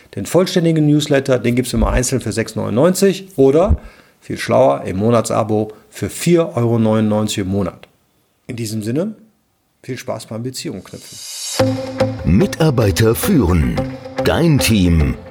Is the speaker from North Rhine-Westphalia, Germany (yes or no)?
yes; Cologne, North Rhine-Westphalia, Germany; ich komme aus Köln